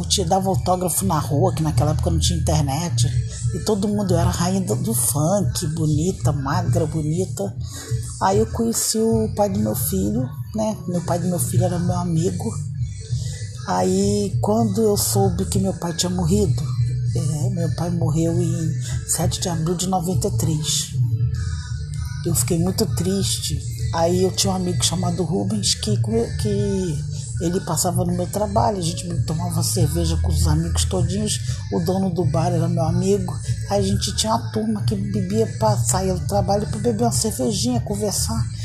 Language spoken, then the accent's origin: Portuguese; Nilópolis, Rio de Janeiro, Brazil; eu sou lá de Nilópolis, eu sou cantora